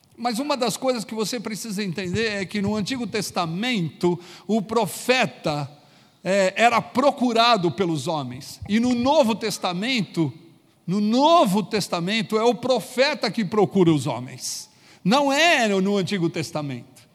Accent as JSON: {"language": "Portuguese", "country": "Brazil", "said": "como brasileiros"}